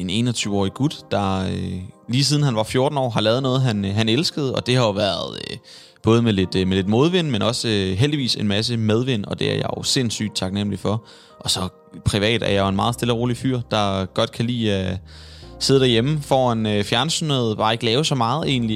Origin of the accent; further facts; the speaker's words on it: Svendborg, Southern Denmark, Denmark; now in Copenhagen, Denmark; det er Svendborg, hvor jeg kommer fra. Men det må være, fordi jeg er vokset op